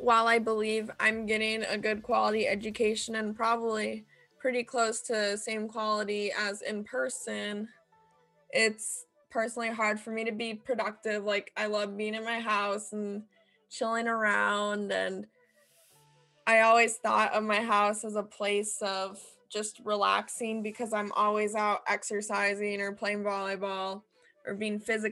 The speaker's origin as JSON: {"language": "English", "region": "California", "country": "United States", "tie": "born or raised there", "said": "I'm studying remotely right now in California, my hometown"}